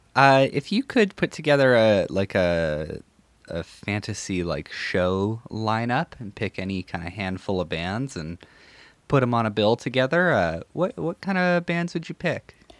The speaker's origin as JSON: {"language": "English", "town": "North Battleford", "region": "Saskatchewan", "country": "Canada", "moved": "yes", "said": "I'm from North Battleford originally."}